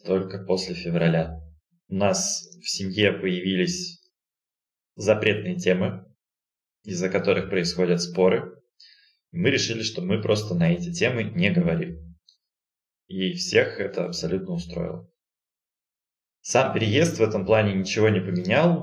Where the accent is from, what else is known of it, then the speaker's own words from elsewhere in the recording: Novosibirsk, Novosibirsk Oblast, Russia; moved away as an adult; also born or lived in Saint Petersburg; now in Astana, Kazakhstan; родился я в городе Новосибирск, прожил там почти 30 лет